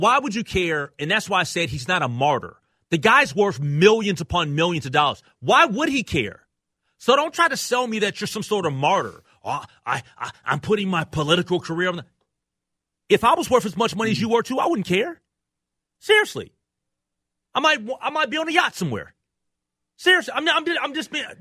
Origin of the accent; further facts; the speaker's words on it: Minneapolis, Minnesota, United States; I'm a Minneapolis guy. I grew up in Minneapolis.